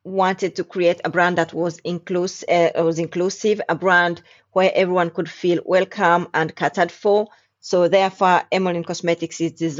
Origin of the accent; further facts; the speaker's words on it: Denmark; moved away as an adult; also born or lived in Uganda; now in London, United Kingdom; I was born in Uganda and raised in Denmark